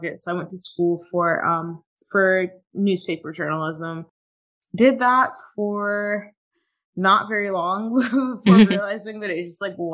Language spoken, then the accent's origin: English; Tampa, Florida, United States; my husband and I had just moved back to Tampa, my hometown